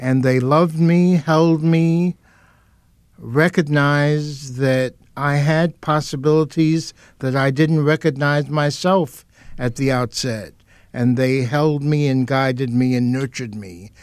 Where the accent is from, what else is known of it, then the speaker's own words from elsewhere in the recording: New York City, New York, United States; I was born and raised in Harlem and the South Bronx in New York.